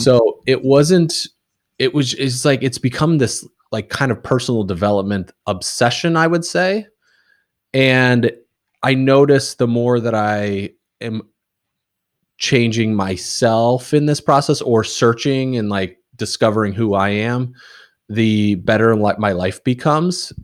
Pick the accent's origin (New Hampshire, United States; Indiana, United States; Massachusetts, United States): Indiana, United States; moved away as an adult; also born or lived in Casper, Wyoming / Kansas / Alabama / Louisiana; now in New England, United States; I started kindergarten in Indiana, and then I was there until and I went to Purdue for university